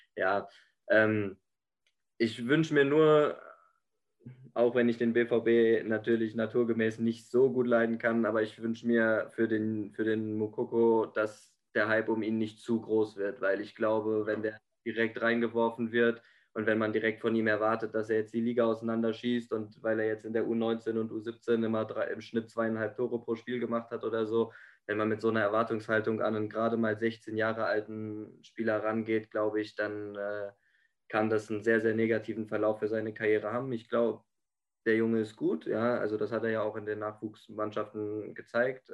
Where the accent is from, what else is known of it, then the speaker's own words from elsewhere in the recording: Frankfurt am Main, Hesse, Germany; als Frankfurter